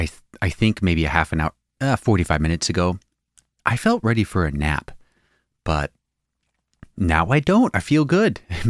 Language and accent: English; Spokane, Washington, United States; You know where I grew up in Spokane?